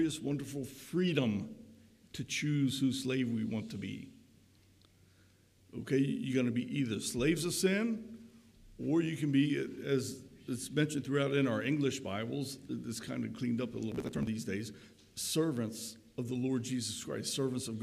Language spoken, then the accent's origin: English; Crownsville, Maryland, United States; where I grew up in the Crownsville area, just 6 or so miles west of Annapolis and a little bit north, right along the Severn River